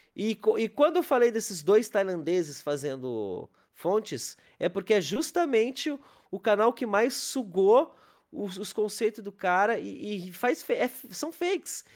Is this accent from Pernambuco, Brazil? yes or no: no; Capão da Canoa, Rio Grande do Sul, Brazil; also born or lived in Porto Alegre; Eu, eu morava em Capão da Canoa, que é a minha cidade de origem